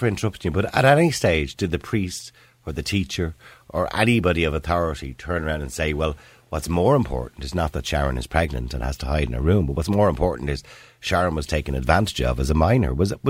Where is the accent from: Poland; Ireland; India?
Ireland; Dublin, Leinster; I was born in St. Patrick's Home on the Navan Road